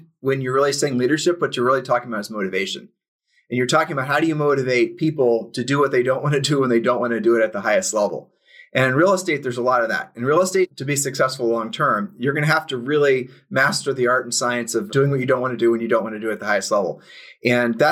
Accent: Columbus, Ohio, United States; moved away; I was born at Ohio State University Hospital, and Julie and I met at Worthington High School, and we sold real estate for almost 10 years in Columbus back in the 90s.

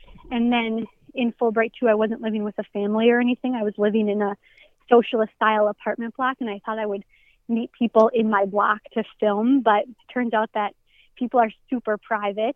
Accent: Minnesota, United States; moved away as an adult; also born or lived in Hungary; I've moved back to Minnesota after being gone for 10 years. I grew up in Minnesota

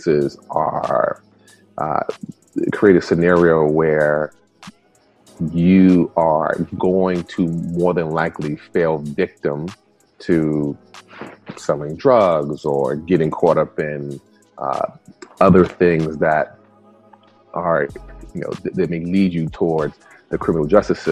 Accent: New York City, New York, United States; first language Spanish; English is a second language; I was born in the early 70s and grew up in the South Bronx, New York

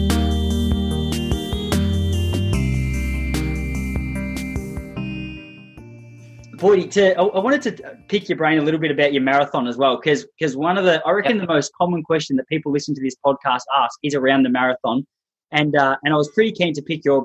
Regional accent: Western Australia, Australia; growing up in Western Australia

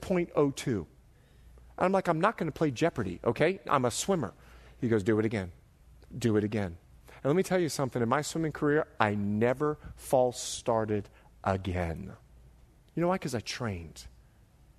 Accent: Bahamas; now in United States; I'm from the Bahamas

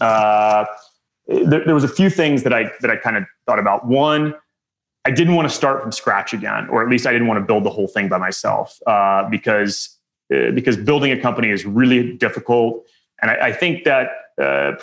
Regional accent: Midland, Texas, United States; moved back to my hometown, Midland, Texas

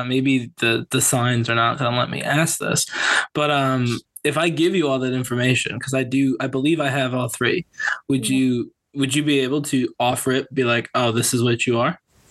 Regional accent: Norwalk, Connecticut, United States; It was Norwalk, same as Matt.

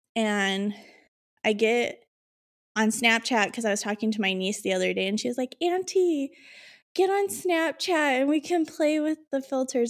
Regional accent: Illinois, United States; I'm from Illinois

